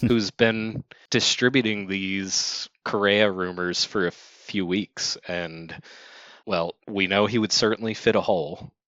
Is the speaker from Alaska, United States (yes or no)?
no; Baltimore, Maryland, United States; they are my hometown team